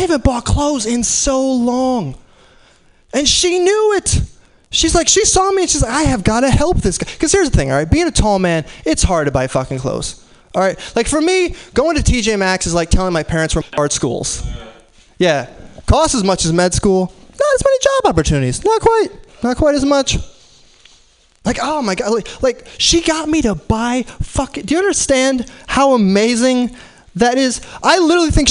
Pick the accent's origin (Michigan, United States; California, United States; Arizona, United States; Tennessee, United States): Arizona, United States; now in San Francisco, United States; I'm from Arizona. That place is awful